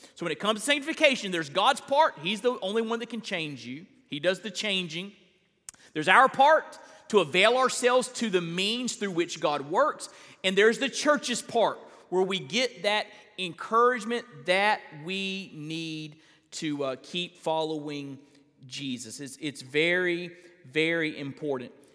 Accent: Perry, Florida, United States; I grew up in Perry, Florida

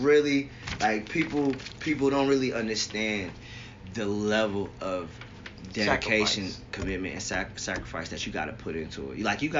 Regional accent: Virginia, United States; moved away as an adult; also born or lived in Chesapeake, Virginia / Washington, D.C.; now in Los Angeles, United States; I'm a PK, by the way. My dad's a pastor. You know what I'm saying? Like, I'm always claim Virginia because that's where I was raised. But career-wise, college-wise, I still claim D.C.

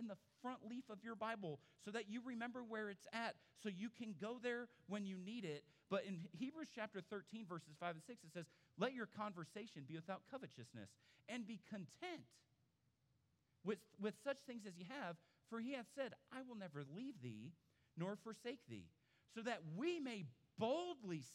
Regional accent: Phoenix, Arizona, United States; moved away; I grew up in Phoenix. I grew up out west. I grew up around Mormons.

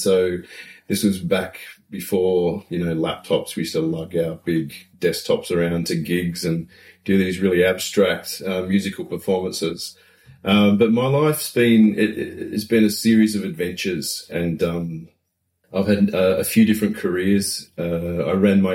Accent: Newcastle, New South Wales, Australia; moved away as an adult; also born or lived in Melbourne / Byron Bay / Port Macquarie; now in Wellington, New Zealand; Originally from Australia

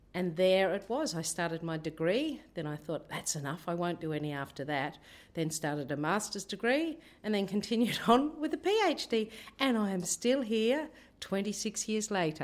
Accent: Tasmania, Australia; moved away as an adult; also born or lived in Torres Strait; now in Rockhampton, Australia; I grew up in Tasmania

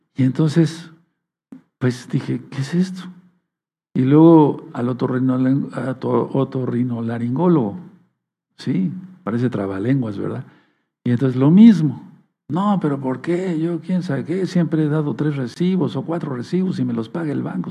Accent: Tehuacán, Puebla, Mexico; moved away as an adult; Tuve que salir de Tehuacán para ir a la capital del estado a estudiar medicina

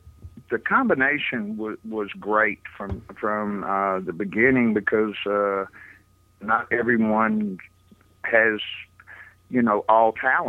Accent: Memphis, Tennessee, United States; I was between 5 and 12 years old in that period of time, you know, when the 706 Union Studio, the original Sun Studio, was in its heyday. I was there. I was a kid

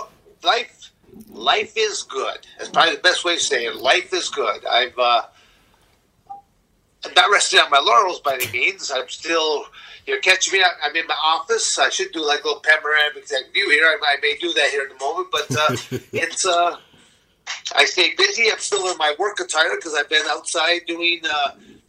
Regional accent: Michigan, United States; moved away as an adult; also born or lived in Arizona; I'm born and raised in Michigan

